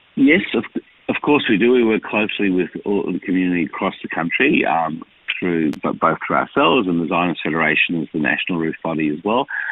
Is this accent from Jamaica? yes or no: no; Melbourne, Victoria, Australia; also born or lived in Israel; I am from this community. I was born here in Melbourne. Um, I have an Israeli father and a and, and a mother who came here after the war. I went to school here